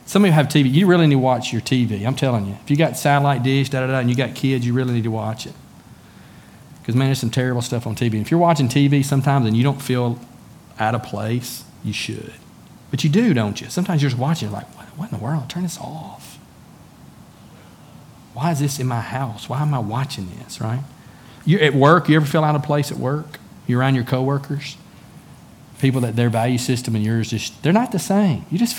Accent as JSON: {"language": "English", "country": "United States", "also_born_or_lived": "China", "said": "I'm an American citizen."}